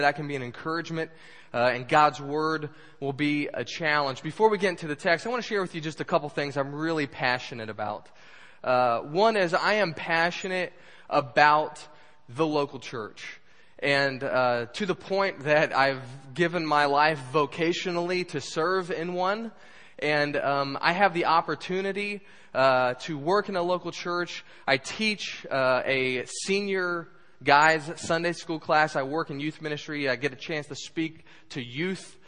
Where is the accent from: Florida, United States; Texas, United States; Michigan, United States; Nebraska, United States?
Florida, United States; the Florida Panhandle, United States; also born or lived in Ocean Springs, Mississippi; now in Jacksonville, United States; I was born in Ocean Springs and grew up in the panhandle of Florida